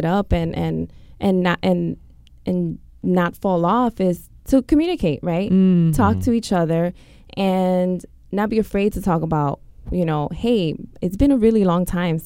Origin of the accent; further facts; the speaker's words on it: New York, United States; growing up in New York, you know, it's definitely taboo in the schools